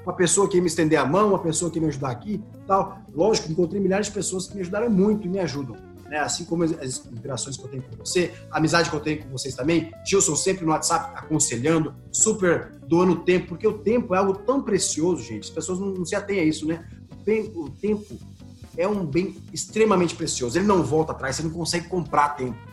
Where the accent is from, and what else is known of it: Mato Grosso do Sul, Brazil